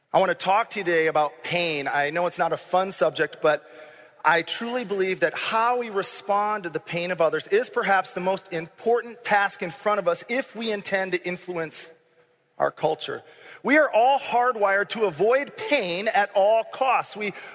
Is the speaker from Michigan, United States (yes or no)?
yes; Grand Rapids, Michigan, United States; moved away as an adult; also born or lived in Kankakee, Illinois / Champaign, Illinois; I grew up in Grand Rapids, Michigan, which is about as much in a bubble as you can get. It was a safe place to grow up.